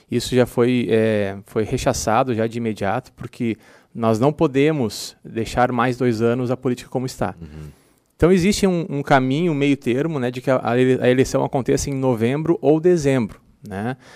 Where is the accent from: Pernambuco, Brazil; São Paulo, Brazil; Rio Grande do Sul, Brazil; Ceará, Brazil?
Rio Grande do Sul, Brazil; Capão da Canoa; eu venho, por exemplo, eu venho de Capão na Canoa